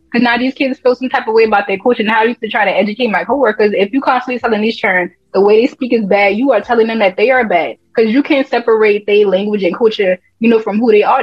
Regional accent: North Charleston, South Carolina, United States; I'm from North Charleston, but Charleston they got different pockets of areas

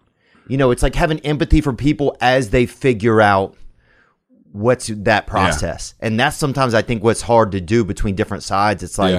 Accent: Louisiana, United States; I grew up in Louisiana, and it was really 50-50 in our area

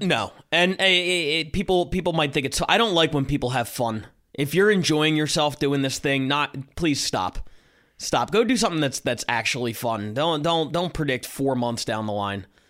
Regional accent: Philadelphia, Pennsylvania, United States; I'm coming from Philadelphia

